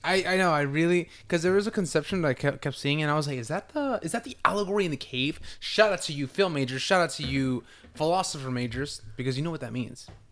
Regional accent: California, United States; I'm from Cali.

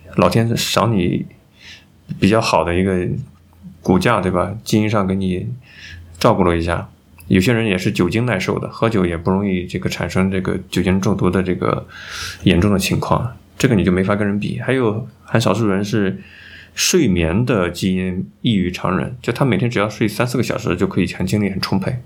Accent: China; 我们中国人

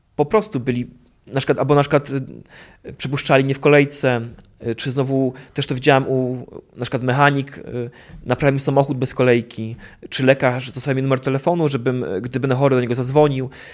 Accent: a village near Opole, Opole Voivodeship, Poland; ja pochodzę z wioski pod Opolem

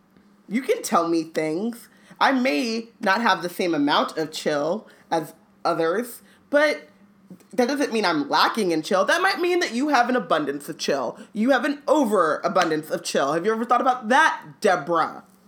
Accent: Anaheim, California, United States; when I was growing up in Anaheim

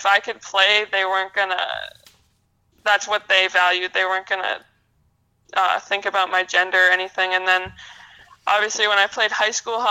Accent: Bedford, United States; I also played basketball growing up in Bedford

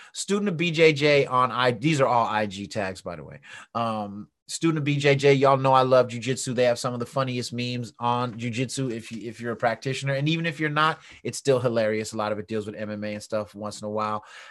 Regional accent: San Francisco, California, United States; I was born in San Francisco

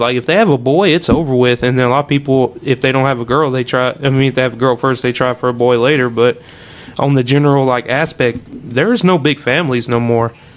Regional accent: Oakdale, United States; growing up in Oakdale and being, you know, a part of all that bullshit that happens in high school

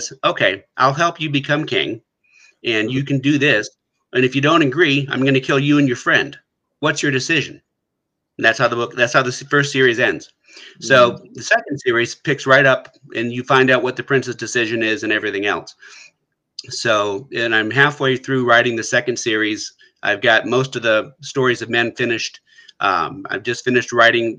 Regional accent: United States; where I grew up in the States

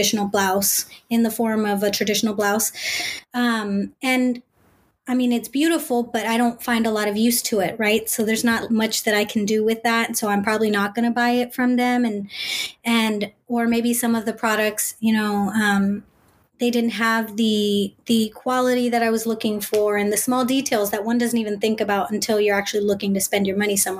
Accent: Bay Area, California, United States; I'm first gen, born and raised in the Bay Area.

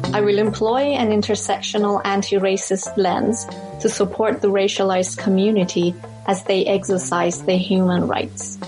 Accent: Canada; as a Canadian

